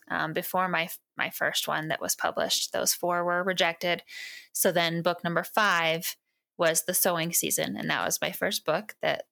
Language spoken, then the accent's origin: English; Western Washington, United States; moved away as an adult; now in Montana, United States; I grew up in Western Washington on a farm, but I've lived here for over 20 years, so I feel like I'm from here now